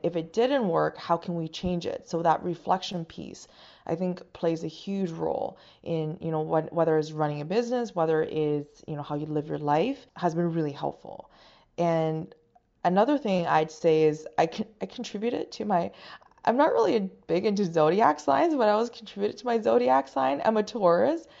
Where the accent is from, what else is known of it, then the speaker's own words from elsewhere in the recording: China; English is a second language; now in Canada; I was born and raised in China